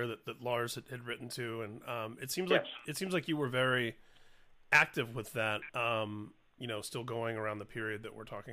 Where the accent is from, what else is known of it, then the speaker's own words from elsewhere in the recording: Indianapolis, Indiana, United States; As a teenager growing up in Indianapolis, Indiana, in the late 80s and early 90s